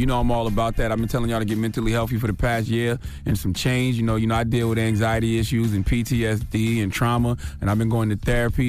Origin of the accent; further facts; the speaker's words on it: South Carolina, United States; I'm from the country. I'm from South Carolina, so I love them kind of methods.